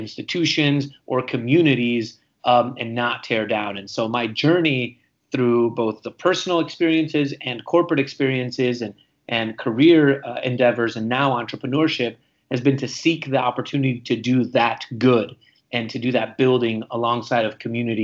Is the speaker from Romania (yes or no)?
yes; Romania; also born or lived in Hungary; now in United States; I was born and raised in Romania, and I am an immigrant to the United States